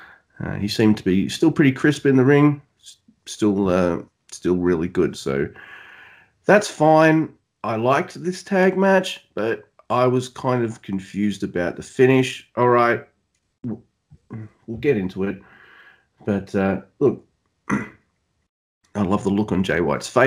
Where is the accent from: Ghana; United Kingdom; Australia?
Australia; accent: Australian; my southern accent, my Australian accent, my exaggerated down under accent